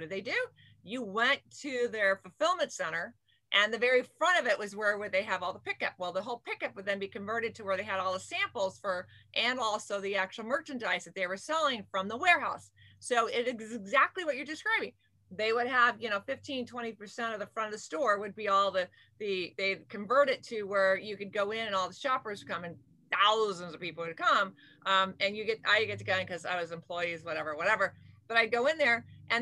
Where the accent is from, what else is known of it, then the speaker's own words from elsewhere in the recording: Camarillo, California, United States; now in Irvine, United States; I was raised in Camarillo, Ventura County